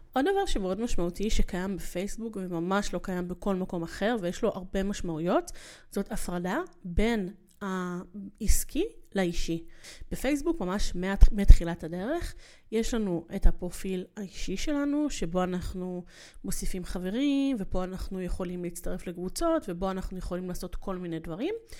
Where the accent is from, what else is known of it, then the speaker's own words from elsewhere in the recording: Ramat Gan / Yehud, Tel Aviv District, Israel; מכיתה ז', שזה מתי שעברתי אמ, לגור, אמ, עברנו מרמת גן ליהוד